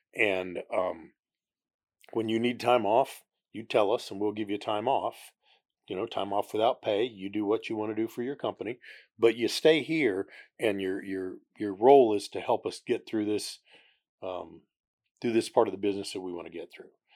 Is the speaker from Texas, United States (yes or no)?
yes; Houston, Texas, United States; also born or lived in Oklahoma / Concord; When I was very young, we moved to the Houston area, and as Houston grew, we just kept expanding out